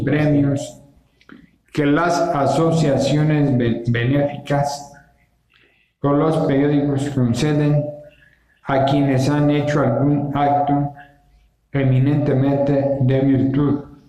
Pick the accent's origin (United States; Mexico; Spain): Mexico; somos los mexicanos